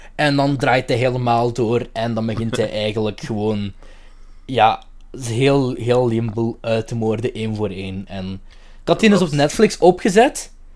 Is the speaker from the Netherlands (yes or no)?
no; Limburg, Flanders, Belgium; ik ben van Limburg